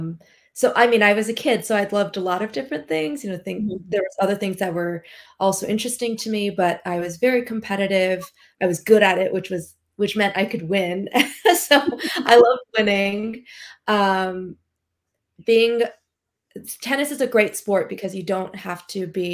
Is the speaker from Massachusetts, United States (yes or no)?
no; Long Beach, California, United States; I grew up in SoCal in Long Beach in California